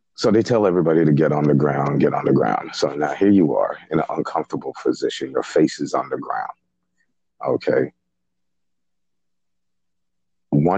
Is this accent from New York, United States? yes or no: yes; New York City, New York, United States; also born or lived in Haiti; I was raised in Brooklyn, but I was born in Haiti